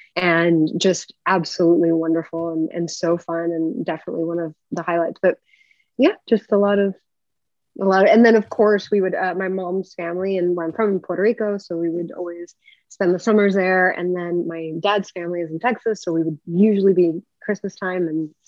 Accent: Saudi Arabia; also born or lived in Japan; So I grew up in Saudi Arabia and Japan, and it was obviously very, very different and very interesting.

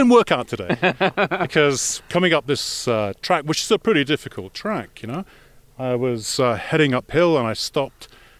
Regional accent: Islay, Scotland, United Kingdom; moved away as an adult; also born or lived in United States; now in Japan; originally I'm from Scotland, but I've been working in Japan for the last 9 years.

